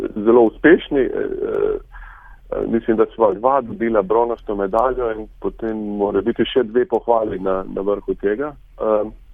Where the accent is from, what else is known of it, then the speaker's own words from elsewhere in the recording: Šentjur, Slovenia; moved away as an adult; now in Nova Scotia, Canada; Mi smo se preselili iz Zelenja, ko sem bil star približno pet let na Proseniško, e, to je e, manjša vas v bližini Šentjurja